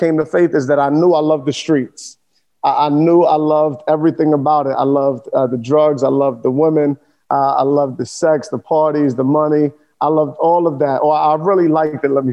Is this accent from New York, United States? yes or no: yes; New York City, New York, United States; now in South Florida, United States; born and raised in Sunset Park of Brooklyn, New York.